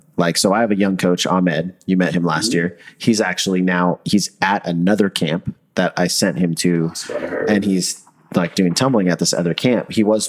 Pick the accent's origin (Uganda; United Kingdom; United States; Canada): United States; Oregon; moved away; I mean, I grew up in Oregon.